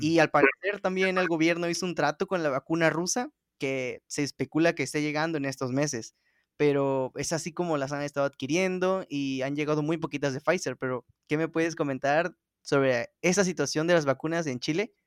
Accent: Veracruz, Mexico; yo que soy de Veracruz

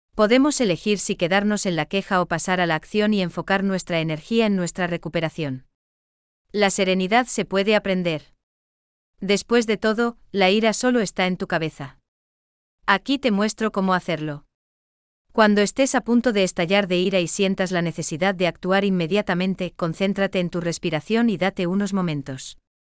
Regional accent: Germany; now in Gran Canaria, Spain; sigo siendo alemán

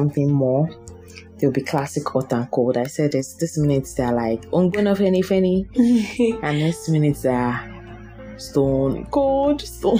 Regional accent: Nigeria; I'm a Nigerian

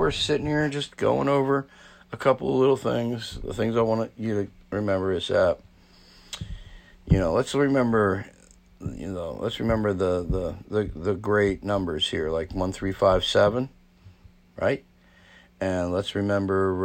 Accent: New Jersey, United States; I'm from New Jersey

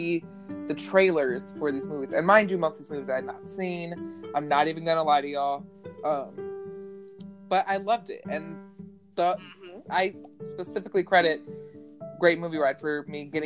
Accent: the South, United States; I grew up in the South

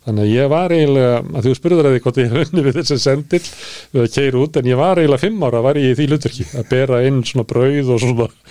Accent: Reykjavík, Capital Region, Iceland; also born or lived in Ísafjörður; þegar við fluttum upp í Breitholt

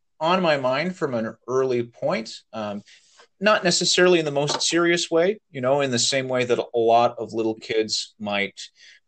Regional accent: Napa Valley, California, United States; now in Oakland, United States; I grew up in the Napa Valley in California

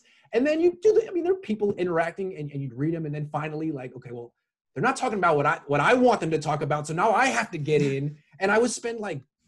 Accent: Oakland, California, United States; I grew up in the Bay. I'm from Oakland

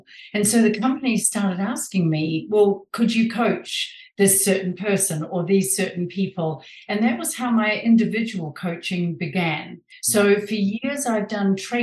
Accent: New Zealand; moved away as an adult; now in San Diego, United States; I was born and raised in New Zealand a long time ago, and moved with my husband to San Diego, California

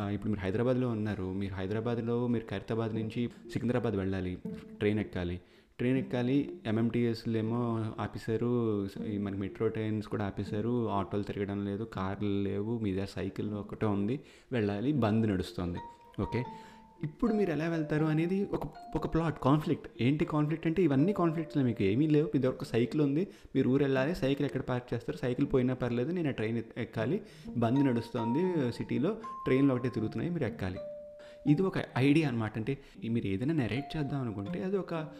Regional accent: India; moved away as an adult; now in Canada; మేమిద్దరం ఇండియాలో పుట్టి పెరిగాం కాబట్టి అక్కడే మేము ఆ స్కూలింగ్ అంతా అయ్యింది

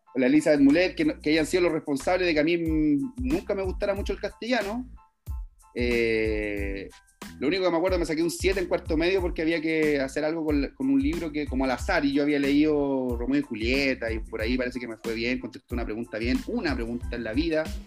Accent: Valparaíso, Chile; moved away; also born or lived in Lampa; yo soy nacido en Valparaíso, en el Cerro Playancha

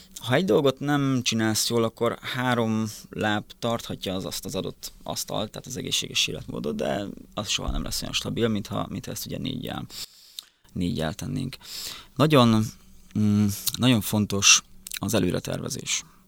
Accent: Szabolcs-Szatmár-Bereg, Hungary; moved away as an adult; also born or lived in Miskolc; now in Budapest, Hungary; Szabolcs megyében nőttem fel egy teljesen kis egyszerű faluba

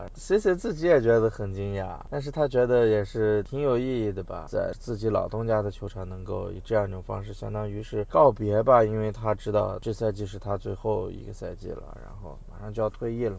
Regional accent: China; 我们中国人

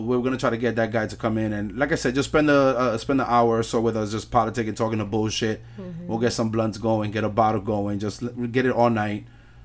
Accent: New York City, New York, United States; I'm Puerto Rican, born and raised in New York City, 42 years old

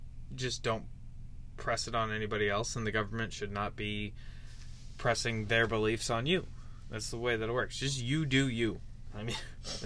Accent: Minnesota, United States; my home state of Minnesota

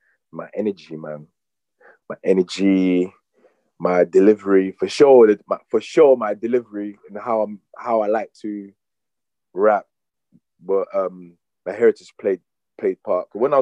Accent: Cameroon; I'm from Cameroon, obviously born and bred, but obviously raised here, raised in Cameroon as well.

